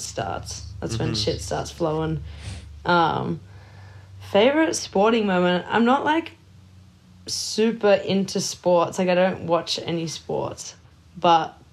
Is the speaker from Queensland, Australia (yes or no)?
no; small town northeast of Melbourne, Victoria, Australia; moved away; I grew up in a small town, 2.5 hours northeast of Melbourne